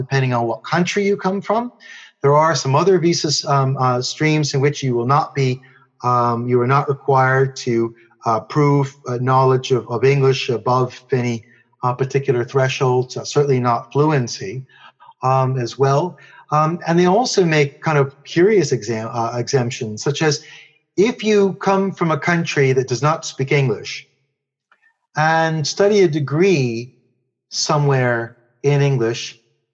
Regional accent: United States; now in United Kingdom; being an American

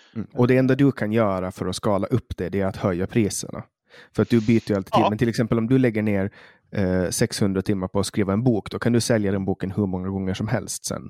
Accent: Åland Islands

